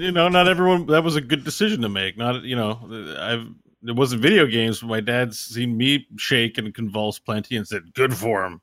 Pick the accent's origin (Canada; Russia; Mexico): Canada; me as a Canadian